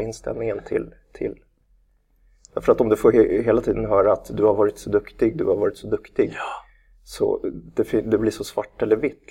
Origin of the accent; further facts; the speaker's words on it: Nacka, Stockholm County, Sweden; vi är ju från eh, Nacka bägge två